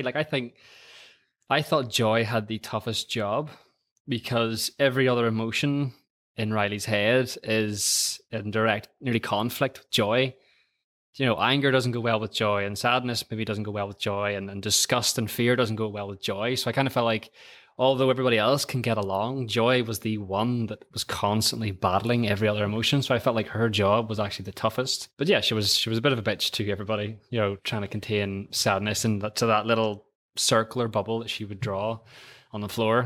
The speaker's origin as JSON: {"language": "English", "town": "Antrim", "region": "Northern Ireland", "country": "United Kingdom", "said": "I'm, I'm from a little town called Antrim, which is about twenty miles just outside of Belfast"}